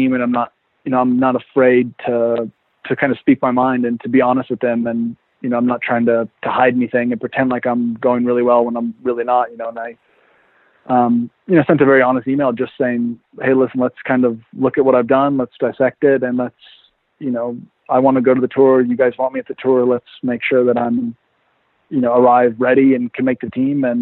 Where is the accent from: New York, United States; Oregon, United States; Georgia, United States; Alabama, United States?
Oregon, United States; now in Nice, France; I grew up in Oregon in the mountains